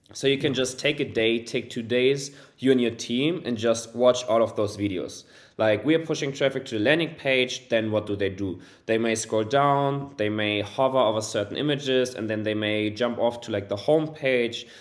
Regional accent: Germany; also born or lived in Hamburg; born and raised in Germany, currently living in Hamburg, a beautiful city in northern Germany

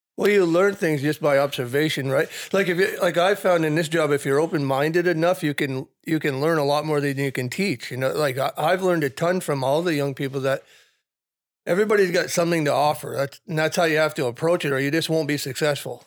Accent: South Burlington, Vermont, United States; pretty much grew up in the, in the South Burlington firehouse

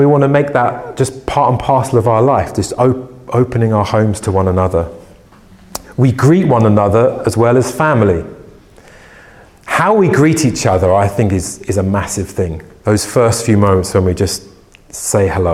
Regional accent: United Kingdom; we're British

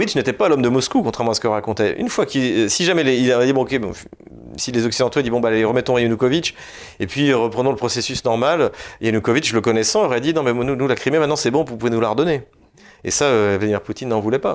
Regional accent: France; quand on est, quand on est français

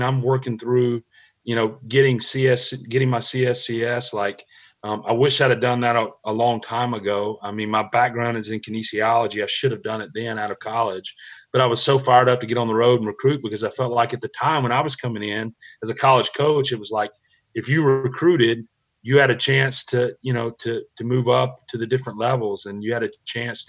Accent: Mississippi, United States; growing up in Mississippi, I grew up an Ole Miss fan

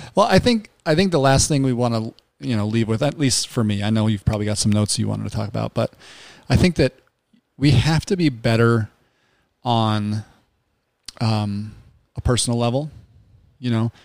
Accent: Salt Lake City, Utah, United States; I grew up in Salt Lake City

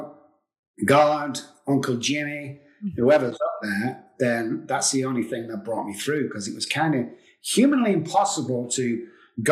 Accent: England, United Kingdom; moved away as an adult; now in Texas, United States; I'm from England. I came over here 16 years ago to Texas.

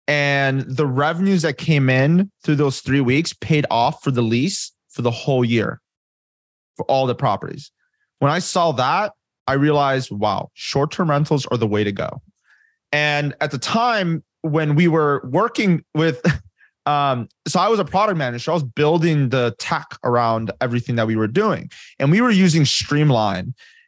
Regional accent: Chicago, Illinois, United States; No, I didn't. No, I'm not an LA boy. I'm Chicago, born and raised.

